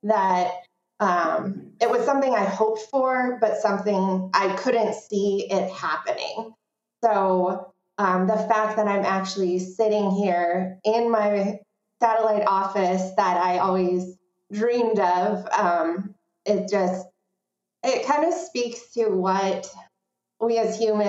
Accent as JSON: {"language": "English", "town": "Verona", "region": "Wisconsin", "country": "United States", "tie": "born or raised there", "said": "opening this new space in Verona, in my hometown"}